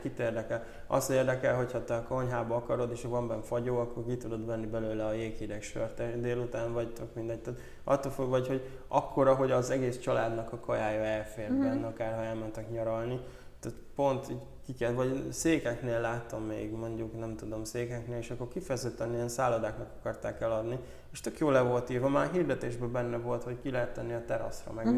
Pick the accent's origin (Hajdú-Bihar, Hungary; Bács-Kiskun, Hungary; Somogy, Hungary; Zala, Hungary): Zala, Hungary; mi Zalából származunk